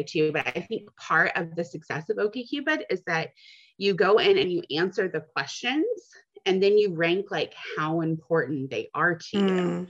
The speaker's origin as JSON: {"language": "English", "town": "Dallas", "region": "Texas", "country": "United States", "said": "I'm 32. I'm from Dallas."}